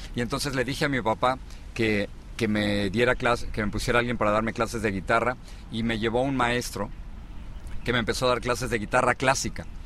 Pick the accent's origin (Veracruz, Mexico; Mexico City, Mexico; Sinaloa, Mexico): Mexico City, Mexico; moved away as an adult; also born or lived in Los Angeles / Miami; now in United States; me tocó eh, en la Ciudad de México y mm, crecí en el al norte de la Ciudad de México